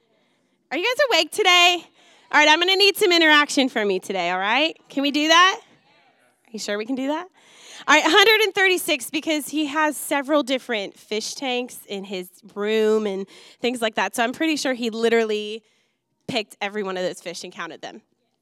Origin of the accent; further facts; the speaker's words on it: Wisconsin, United States; Growing up in Wisconsin, I just absolutely adore the things that he's passionate about.